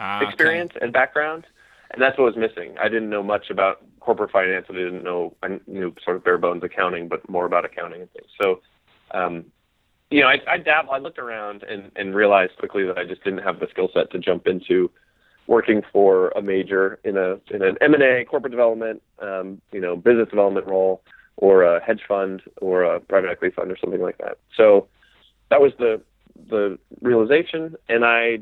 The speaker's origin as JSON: {"language": "English", "town": "Golden", "region": "Colorado", "country": "United States", "tie": "born or raised there", "also_born_or_lived": "Maine", "moved": "as an adult", "said": "I grew up in Golden, Colorado, okay. Just outside of Denver, and loved it"}